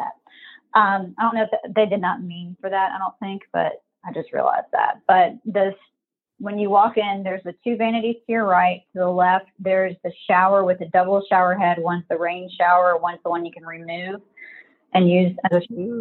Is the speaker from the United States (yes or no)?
yes; Mobile, Alabama, United States; moved away as an adult; now in Maryland, United States; I'm from Mobile.